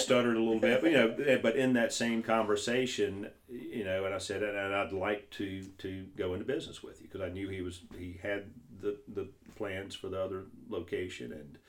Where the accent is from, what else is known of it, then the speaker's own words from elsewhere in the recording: North Louisiana, United States; accent: heavy accent; moved away; I'm not from here. I'm from North Louisiana.